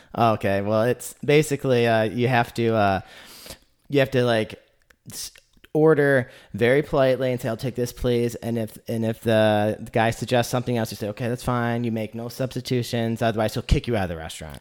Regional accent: Lansing, Michigan, United States; now in Chattanooga, United States; I come from Lansing, Michigan, which is a university town.

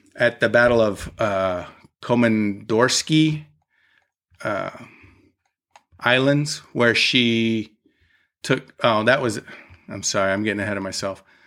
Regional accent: Utah, United States; since I grew up in Utah

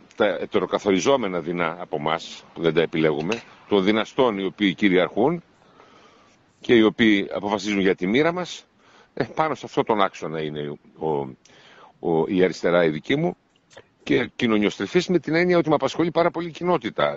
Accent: Nea Michaniona, Central Macedonia, Greece; also born or lived in Istanbul; Ζούσα εκεί στο Νέα Μηχανιώνα Θεσσαλονίκη, στο χωριό μου

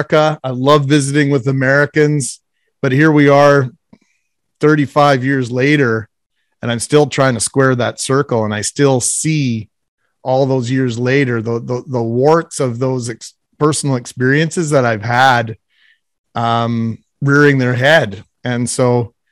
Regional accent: Winnipeg, Manitoba, Canada; I grew up in the West End of Winnipeg

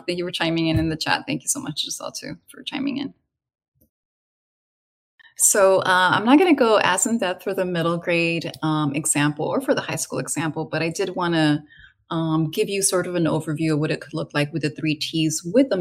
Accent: California, United States; my own experiences growing up, taking that road trip, almost the exact same route from California down to the central west coast of Mexico

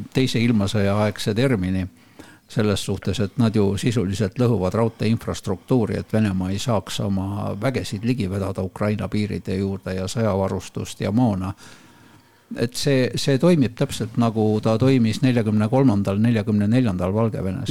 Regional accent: Estonia; me oleme eestlased

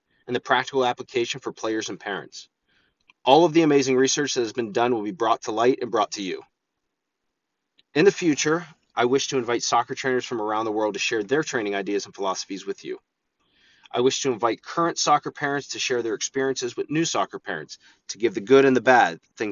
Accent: Altoona, Pennsylvania, United States; I'm from Altoona, Pennsylvania

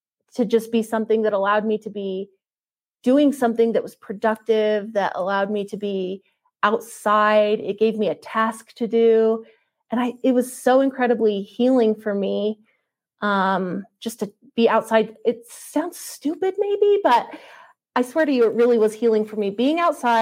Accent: Utah, United States; I come from Utah.

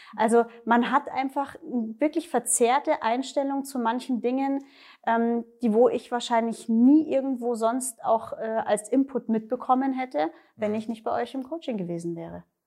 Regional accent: Erding, Bavaria, Germany; komme äh, aus der Nähe von München, Erding, Erdinger Therme

